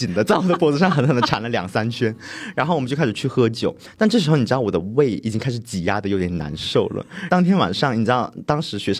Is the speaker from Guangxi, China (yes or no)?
yes; Guangxi, China; 那像我呢，我本人算是一个非常正宗的小镇青年嘛。因为首先我们广西大家知道，广西本身呢，它的 GDP 就比较没有没有特别高